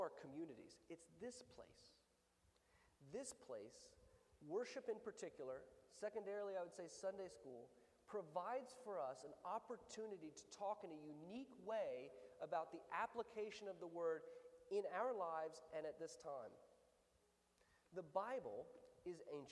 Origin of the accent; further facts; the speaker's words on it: the South, United States; I'm from the South